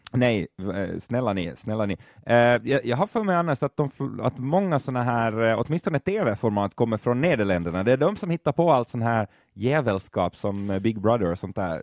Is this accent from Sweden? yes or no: no; Finland